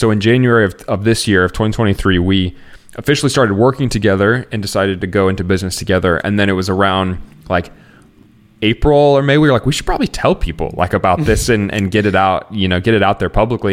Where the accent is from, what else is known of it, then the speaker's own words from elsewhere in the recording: Iowa, United States; moved away as an adult; also born or lived in Chicagoland area; now in Chicago, United States; growing up in Iowa uh, together, I have moved out to the Chicagoland area